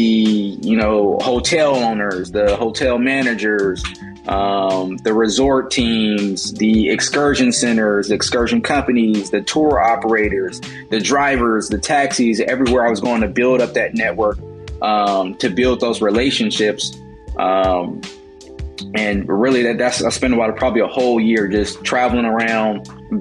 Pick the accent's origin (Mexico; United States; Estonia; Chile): United States; Richmond, California; also born or lived in Oakland, California; locally from the Bay Area, California, specifically Richmond, California